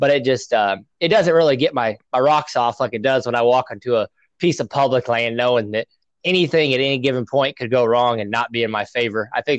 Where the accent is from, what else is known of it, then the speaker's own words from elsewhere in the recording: Nebraska, United States; now in Illinois, United States; You know, I came out here originally from Nebraska, so there's a lot of public land in Nebraska.